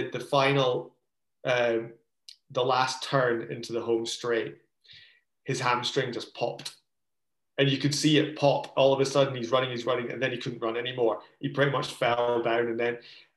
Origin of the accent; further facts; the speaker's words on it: Scotland, United Kingdom; moved away as an adult; we were growing up in Scotland